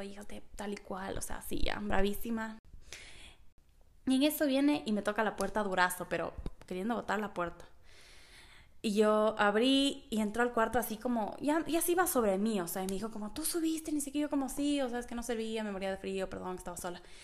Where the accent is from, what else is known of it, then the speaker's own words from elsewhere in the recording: Ecuador; yo, como soy de Ecuador